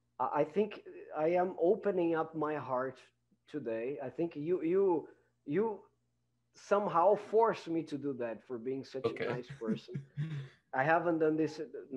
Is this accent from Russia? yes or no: no; Brazil; English is a second language; I came from Brazil